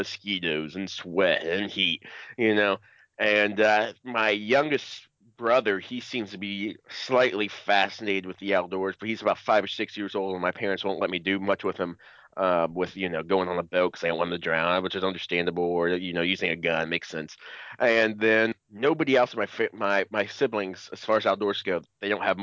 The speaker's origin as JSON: {"language": "English", "town": "Cincinnati", "region": "Ohio", "country": "United States", "said": "I'm from Cincinnati, Ohio, the great state of Ohio"}